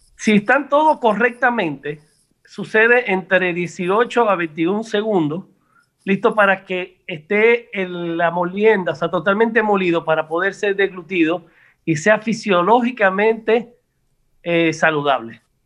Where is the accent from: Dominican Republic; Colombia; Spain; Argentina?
Dominican Republic; Santo Domingo, Distrito Nacional; also born or lived in Tamboril; Yo nací en la capital y por el Roy, pero mi familia es de Tamboril